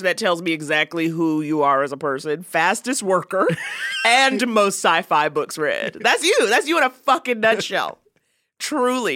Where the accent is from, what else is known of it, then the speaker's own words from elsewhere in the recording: New York, United States; I'm from New York